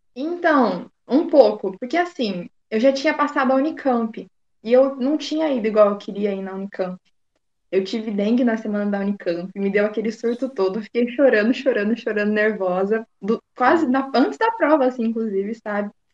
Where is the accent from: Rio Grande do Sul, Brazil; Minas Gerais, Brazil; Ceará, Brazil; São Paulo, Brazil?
São Paulo, Brazil; Americana; sou aqui do interior de São Paulo, de uma cidade que chama Americana